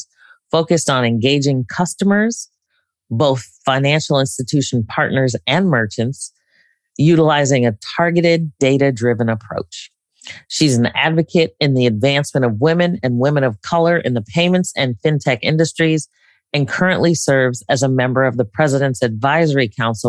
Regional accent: New York City, New York, United States; I was born in the Bronx

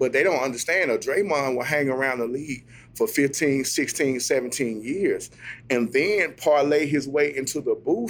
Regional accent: Jackson, Mississippi, United States; now in Memphis, United States; I'm from Jackson, Mississippi. Grew up west side of Jackson, man, Queens area as well.

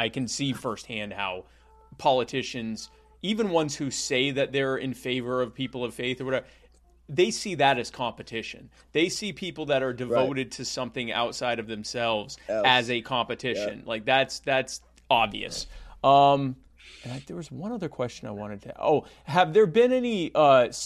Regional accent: Myrtle Beach, South Carolina, United States; I grew up in Myrtle Beach, South Carolina

